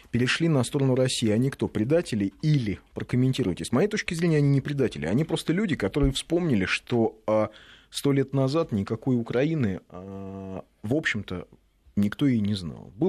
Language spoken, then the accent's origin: Russian; Kyrgyzstan; Я из Кыргызстана, а окончил среднюю школу имени Юрия Алексеевича Гагарина.